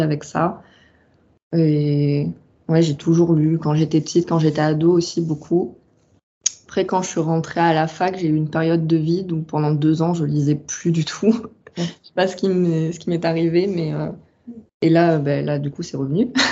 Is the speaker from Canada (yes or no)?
no; southern France, France; also born or lived in Rennes; j'ai grandi dans le sud. Bah, je, suis, je suis originaire du sud et j'en ai pas vraiment bougé